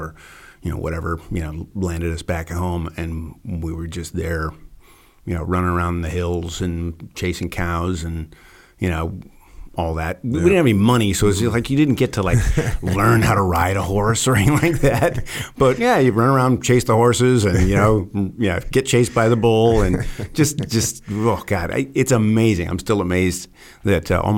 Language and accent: English; Pismo Beach, California, United States; I did all my elementary school in a little place called Pismo Beach